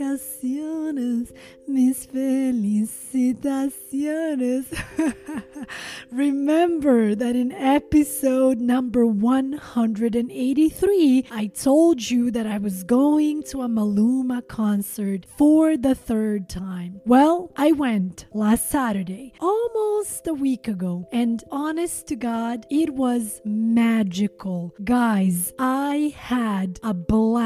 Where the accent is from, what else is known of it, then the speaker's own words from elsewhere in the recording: Sweden; English is a second language; also born or lived in Montenegro; now in Los Angeles, United States; I was born in Montenegro, former Yugoslavia. I am Albanian by nationality, but I grew up in Sweden